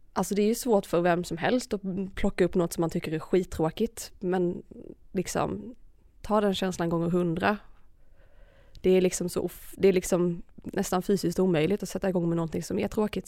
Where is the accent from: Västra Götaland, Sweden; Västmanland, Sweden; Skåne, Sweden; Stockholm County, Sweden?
Skåne, Sweden; Malmö; moved away as an adult; also born or lived in Örebro; jag flyttade ju hemifrån också då när jag påbörjade min utbildning eftersom jag flyttade från Malmö till Örebro